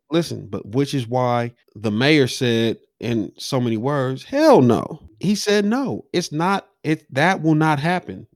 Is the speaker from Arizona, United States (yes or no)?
no; Los Angeles, California, United States; coming up in South Central, being from the hood